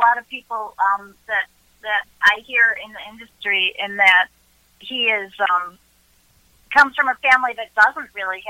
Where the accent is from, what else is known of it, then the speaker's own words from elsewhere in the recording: Chicago, Illinois, United States; I'm from Chicago. You can probably tell by the accent.